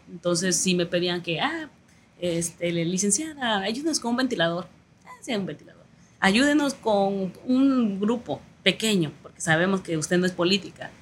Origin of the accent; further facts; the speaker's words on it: Tierra Colorada, Guerrero, Mexico; also born or lived in Chilpancingo; no había un lugar donde nacer en Tierra Colorada más que de partera